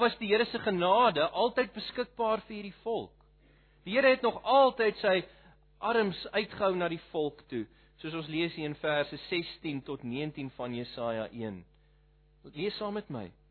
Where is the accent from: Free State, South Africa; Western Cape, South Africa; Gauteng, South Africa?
Western Cape, South Africa; Malmesbury; moved away as an adult; now in Pretoria, South Africa; Ek is van Malmesbury af oorspronklik.